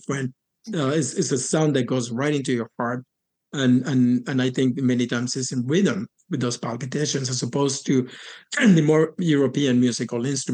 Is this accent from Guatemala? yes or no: yes; Puerto Barrios, Izabal, Guatemala; moved away; I was born and raised in Puerto Barrios, Izabal in Guatemala